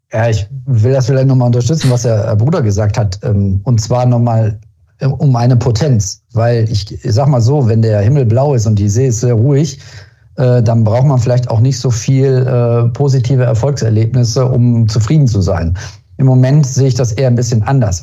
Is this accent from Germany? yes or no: yes; Germany; wir sind als Deutsche